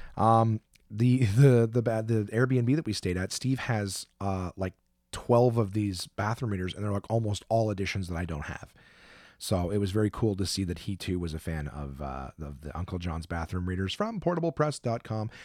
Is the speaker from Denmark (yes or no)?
no; Canada; we're both comics from Canada.